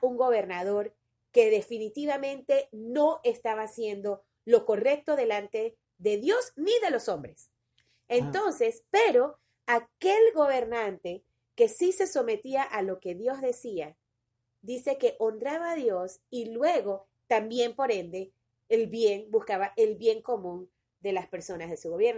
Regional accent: Panama; nosotros ahora como panameños, como ciudadanos de este país

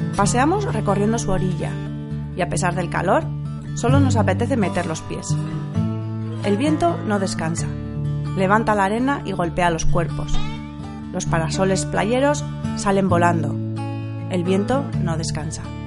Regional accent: San Sebastián, Basque Country, Spain; nosotros, pues que somos de Donosti y nos solemos acercar bastantes veces a la Zurriola y a Zarauz

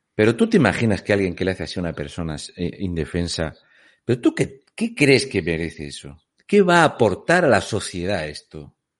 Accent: Region of Murcia, Spain; also born or lived in Canary Islands; soy un murciano encabronado

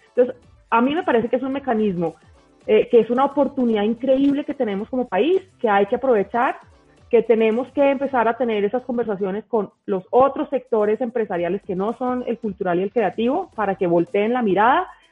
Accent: Colombia; como colombianos estamos consumiendo culturas

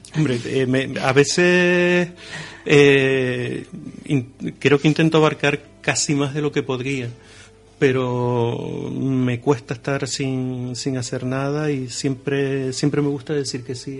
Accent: Los Llanos de Aridane, Canary Islands, Spain; mi pueblo, de los Llanos

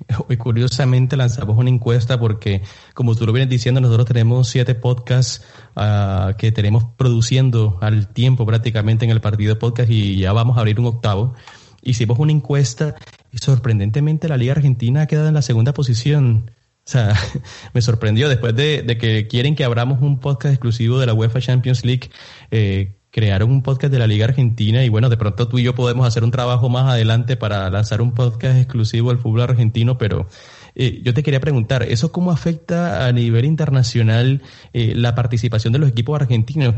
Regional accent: Colombia; now in United States; en Colombia, yo soy de Colombia, vivo aquí en los Estados Unidos, pero yo soy colombiano.

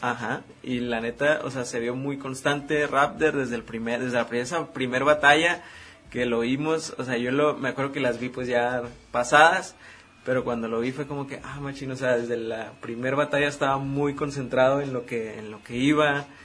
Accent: Mexico; como mexicanos que estamos orgullosos aquí

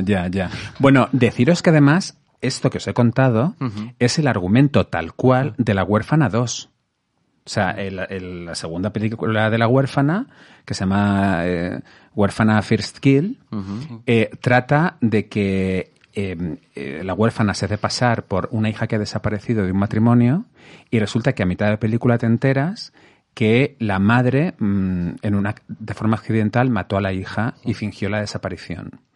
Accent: Madrid, Community of Madrid, Spain; Yo de aquí de Madrid.

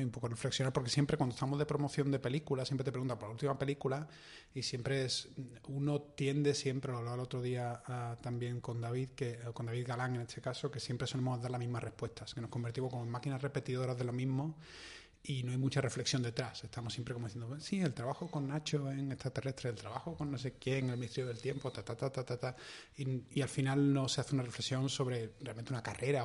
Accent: Seville, Andalusia, Spain; los dos nos criamos prácticamente en el mismo barrio

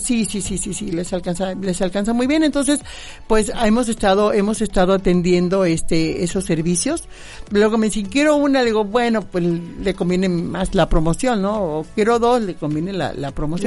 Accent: Misantla, Veracruz, Mexico; allá en mi tierra

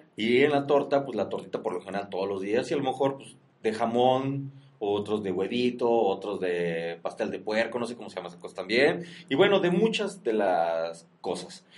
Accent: Mexico; nosotros como mexicanos y con nuestra cultura de la garnacha

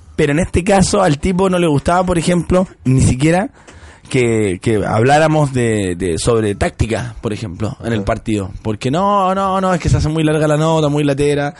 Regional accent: Chile; accent: Chilean; mi acento chileno

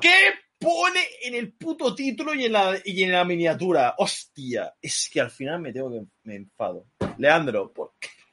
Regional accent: Spain; soy un puto español. No soy americano

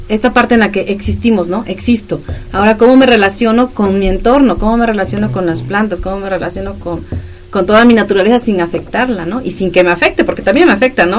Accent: Mexico

